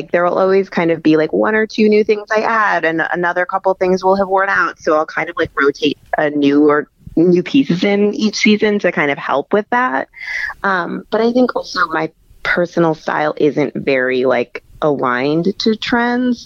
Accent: Midwest, United States; also born or lived in Texas; now in New York, United States; I'm from the Midwest and then I lived in Texas

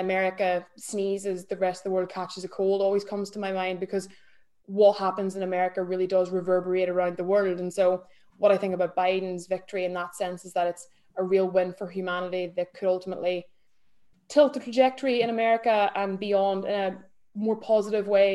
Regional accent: between Derry and Belfast, Northern Ireland, United Kingdom; accent: Irish; moved away as an adult; now in London, United Kingdom; I'm Irish, but I grew up in Northern Ireland. So sort of in between Derry and Belfast, hence the accent.

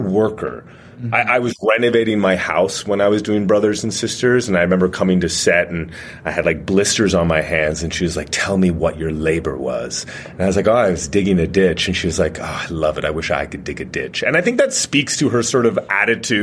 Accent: Canada; I'm Canadian

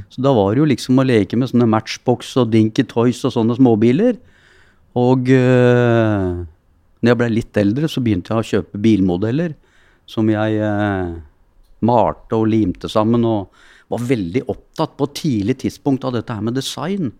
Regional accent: Oslo, Norway; Jeg er jo født og oppvokst på Keiserløkka, oppe på Hasle.

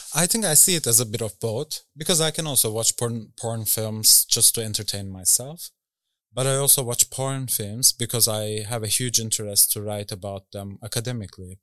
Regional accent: Istanbul, Turkey; moved away as an adult; now in Berlin, Germany; I grew up in Istanbul

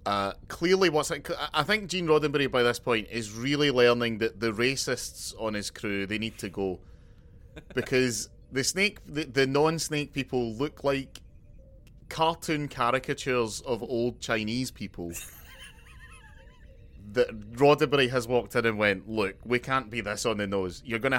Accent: Scotland, United Kingdom; as a Scotsman

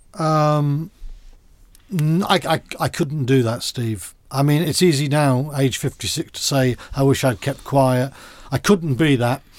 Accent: Wales, United Kingdom; moved away; also born or lived in Bath; as a Welsh schoolboy and someone who's in the Welsh squad

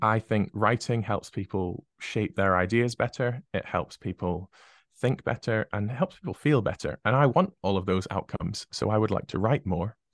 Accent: United Kingdom; being British

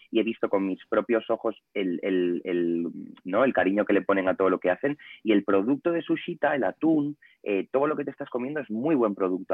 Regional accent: Ponferrada, Castile and León, Spain; moved away as an adult; now in Madrid, Spain; yo soy de Ponferrada, de León, pero llevo 11 años en Madrid

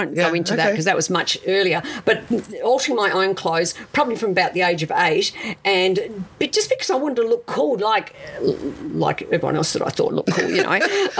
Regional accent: Adelaide, South Australia, Australia; English is a second language; moved away as an adult; also born or lived in Italy; now in Melbourne, Australia; I grew up in South Australia.

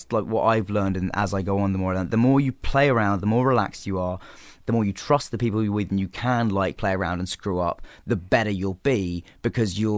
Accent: England, United Kingdom; Okay, well, I mean, uh, being English, obviously the the original Office.

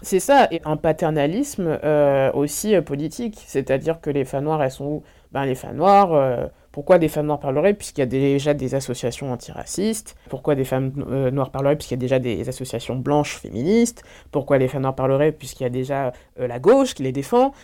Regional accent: Orléans, Centre-Val de Loire, France; Je suis née à Orléans

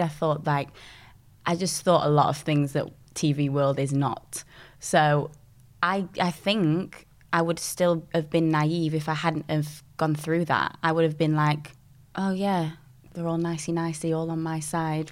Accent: Dinnington, Yorkshire and the Humber, United Kingdom; I grew up in a small little village called Dinnington and um, that's in Sheffield.

